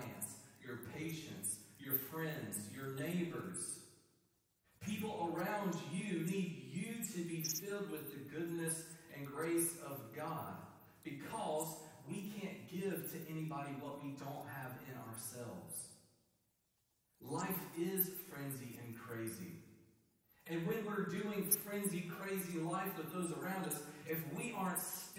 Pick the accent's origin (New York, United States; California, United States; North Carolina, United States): North Carolina, United States; Eastern; I am from Eastern North Carolina